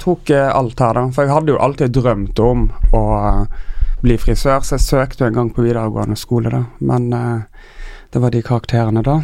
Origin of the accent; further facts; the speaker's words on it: Tysnes, Vestland, Norway; now in Oslo, Norway; Jeg er fra Tysnes, en lita øy utenfor Bergen